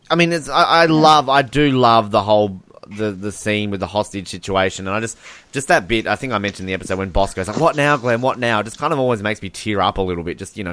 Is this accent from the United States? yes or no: no; Australia; I'm using Australian on you.